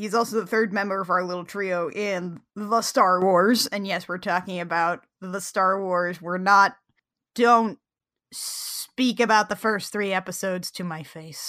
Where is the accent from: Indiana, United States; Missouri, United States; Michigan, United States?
Indiana, United States; moved away; I'm from Indiana.